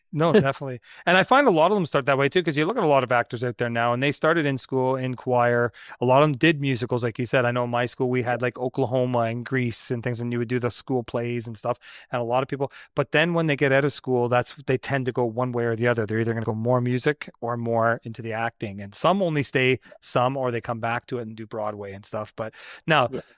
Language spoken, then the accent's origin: English; Brampton, Ontario, Canada; I grew up in Southern Ontario too. I was uh, I was growing up in Brampton